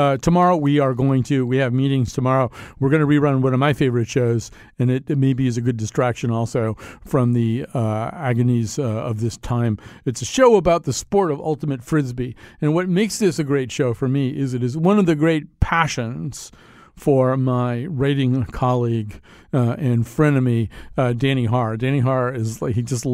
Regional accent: Connecticut, United States; we're from Connecticut, you know, so it's a much more circumscribed and quiet way of life

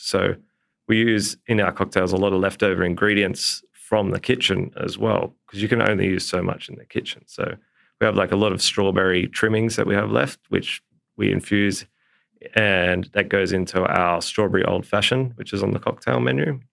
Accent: Port Macquarie, New South Wales, Australia; moved away; growing up in Port Macquarie, all we did was be outside the whole time.

